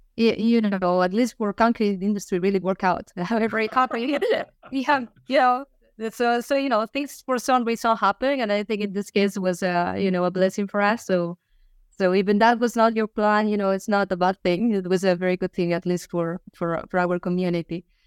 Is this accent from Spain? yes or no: yes; Finisterre, Galicia, Spain; moved away; I am from a small town. The name is Finisterre, uh, which means the end of the world